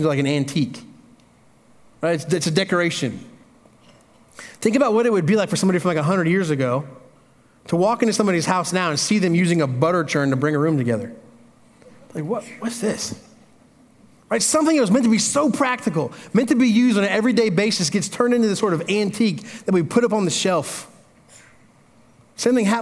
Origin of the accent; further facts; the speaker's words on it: Indiana, United States; moved away; I grew up in Indiana. That's country